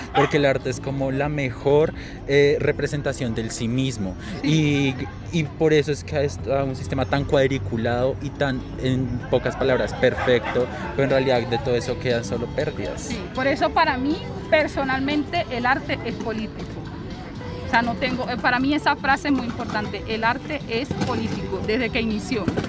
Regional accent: Venezuela; now in Bogotá, Colombia; Siendo yo mujer, venezolana y negra

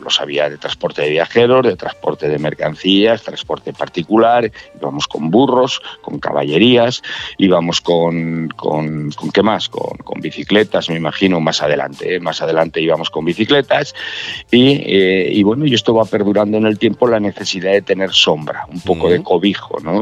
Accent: Fariza, Castile and León, Spain; en Fariza de Sayago, es mi pueblo

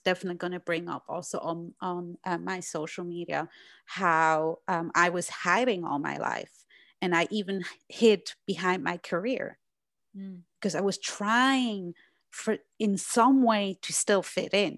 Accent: Switzerland; English is a second language; now in United States; I grew up in Switzerland and now live in the US.

